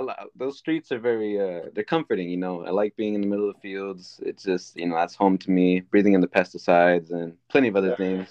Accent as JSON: {"language": "English", "town": "Salinas", "region": "California", "country": "United States", "tie": "born or raised there", "said": "I grew up in the motherfucking 831. We call it Salah."}